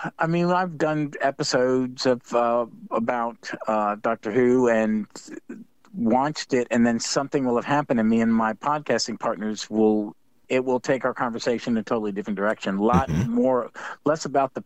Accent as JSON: {"language": "English", "region": "Scotland", "country": "United Kingdom", "said": "I'm a Scot"}